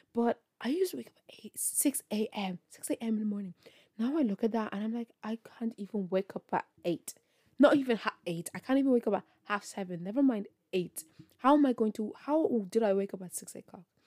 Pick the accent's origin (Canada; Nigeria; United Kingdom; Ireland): Ireland; I'm from Ireland